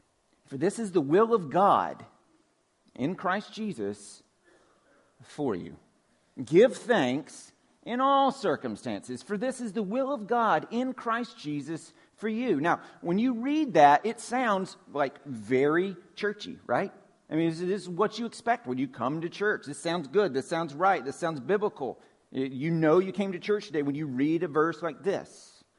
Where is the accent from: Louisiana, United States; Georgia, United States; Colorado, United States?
Georgia, United States; just like my accent grows thicker when I get around my cousins and my family in Georgia